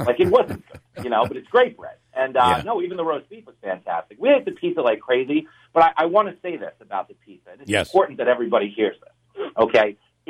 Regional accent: Levittown, New York, United States; I grew up on Long Island. I grew up in Levittown. Yeah, big law enforcement family and, Italian family.

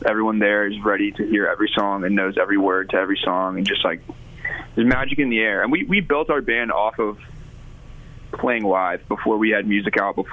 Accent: Memphis, Tennessee, United States; moved away as an adult; now in Nashville, United States; me and Spencer are from Memphis, born and raised in Memphis

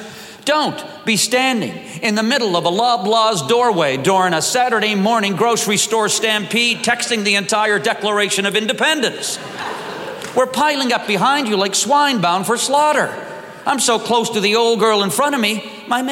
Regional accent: the Maritimes, Canada; I am from the Maritimes

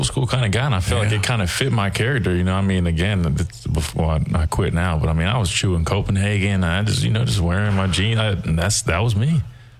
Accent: Alabama, United States; Yeah, he was very well aware that I came from Alabama.

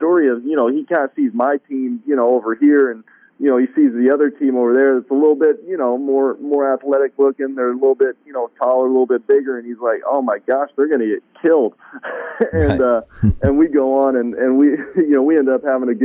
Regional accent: Bay Area, Northern California, United States; moved away; also born or lived in Florida; I grew up in California. So I grew up in Northern California, right next to, you know, suburbs, San Francisco, Oakland, Berkeley, up in that area, the Bay Area.

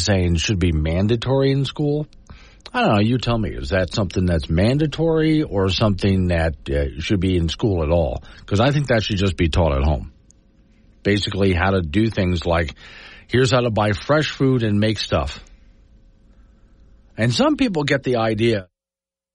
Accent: Florida, United States; now in Wyoming, United States; where I grew up in Florida

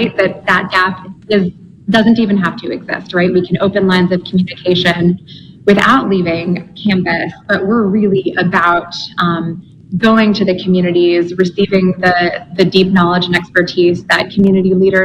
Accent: Richmond, New York, United States; moved away as an adult; now in Oxford, Mississippi, United States; I grew up in New York

